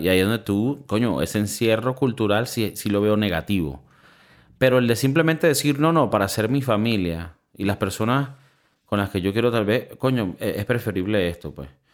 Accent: Venezuela; now in Spain; viniendo de Venezuela

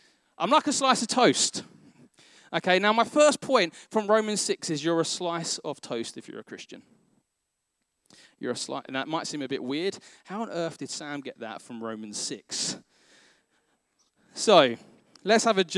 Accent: London, United Kingdom; I grew up in Northeast London

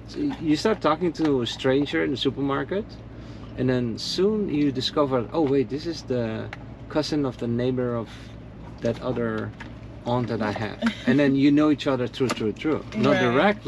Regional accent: Netherlands; moved away; I'm from the Netherlands, and if people ask me to speak Dutch, I also don't know what to say.

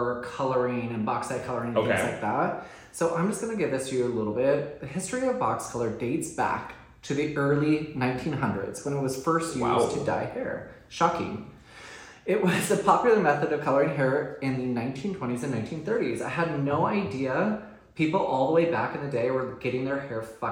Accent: Southern California, United States; I grew up in Southern California.

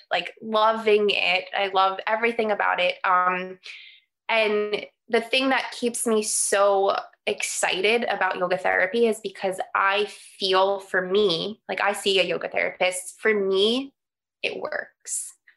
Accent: New York City, New York, United States; moved away; I grew up in New York on Staten Island

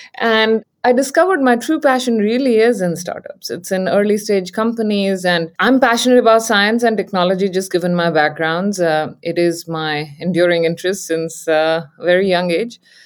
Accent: India; moved away as an adult; now in San Francisco Bay Area, United States; I grew up in India and I came here for graduate studies

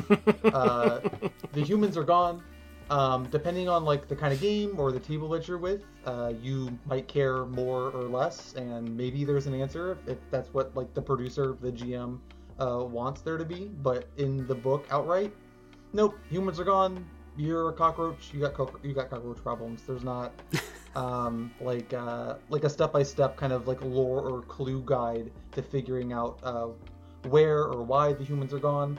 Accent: Tallahassee, Florida, United States; I'm from Tallahassee

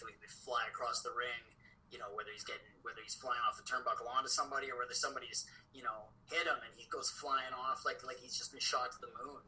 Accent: Saskatoon, Saskatchewan, Canada; I was from Saskatoon

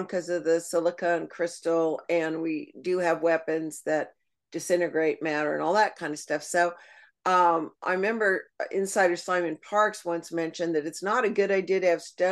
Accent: Ireland; I'm Irish

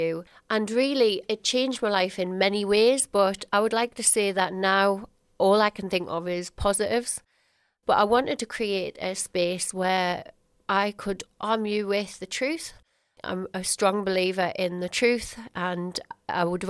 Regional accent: Sunderland, North East England, United Kingdom; ran a small hair and beauty business in my hometown of Sunderland

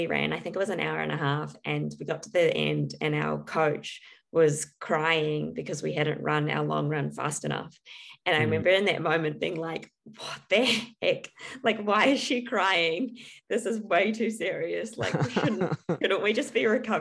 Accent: New Zealand; growing up in New Zealand

